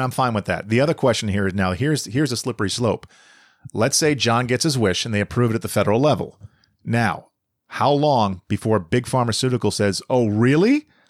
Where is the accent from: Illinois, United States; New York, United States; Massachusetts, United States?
Massachusetts, United States; Boston; moved away; I'm from Boston originally